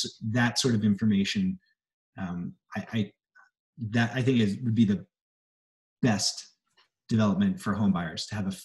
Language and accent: English; Philadelphia, Pennsylvania, United States; I grew up in Philly also.